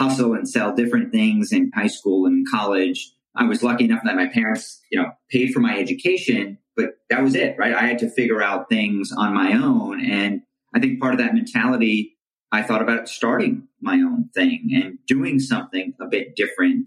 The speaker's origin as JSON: {"language": "English", "region": "New Jersey", "country": "United States", "tie": "born or raised there", "said": "born and raised in North Jersey. My parents came to this country from India in the 1970s."}